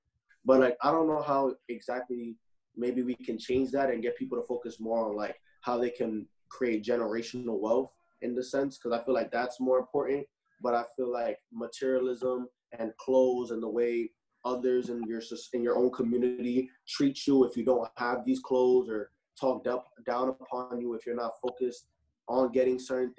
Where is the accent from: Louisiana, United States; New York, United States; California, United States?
New York, United States; New York City; I'm from the Bronx, New York. So I grew up around a lot of this type of like drill music